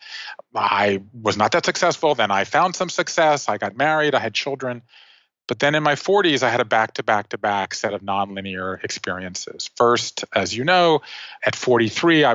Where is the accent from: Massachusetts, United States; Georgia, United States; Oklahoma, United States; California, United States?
Georgia, United States; Savannah; moved away; I grew up in Savannah, Georgia